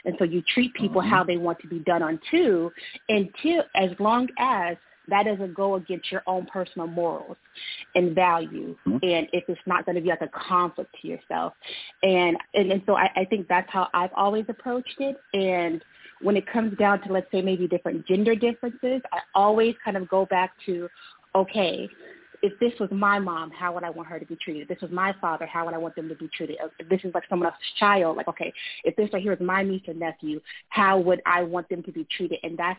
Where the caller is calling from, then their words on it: Boston, Massachusetts, United States; I'm calling from Boston.